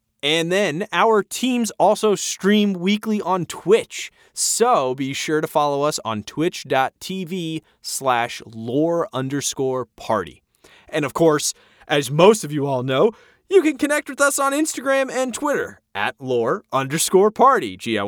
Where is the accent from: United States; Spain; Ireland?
United States; New York; As a New Yorker, I loved it.